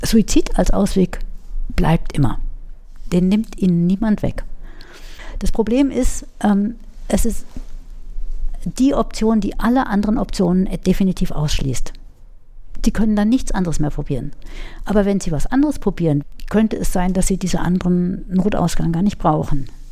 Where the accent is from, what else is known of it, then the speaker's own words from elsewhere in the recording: Munich, Bavaria, Germany; moved away as an adult; also born or lived in Würzburg; now in Schweinfurt, Germany; auch wenn man das mir nicht anhört, ich komme aus München, mhm. äh, bin am Rande von München aufgewachsen, in München in die Schule gegangen